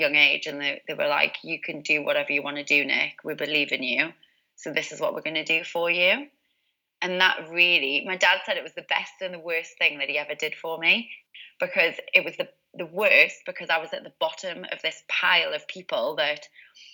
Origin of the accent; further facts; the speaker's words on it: Newcastle upon Tyne, North East England, United Kingdom; I'm originally from Newcastle, as you can probably tell by the accent.